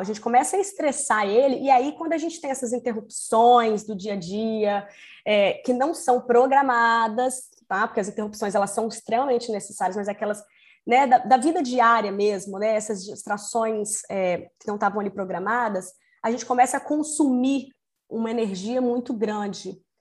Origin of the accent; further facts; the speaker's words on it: Espírito Santo, Brazil; accent: capixaba; now in Rio de Janeiro, Brazil; sou capixaba, né? Como uma boa capixaba, vou começar falando assim: ei